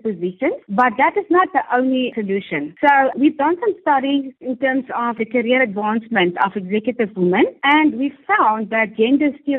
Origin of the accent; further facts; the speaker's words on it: South Africa; I'm proudly South African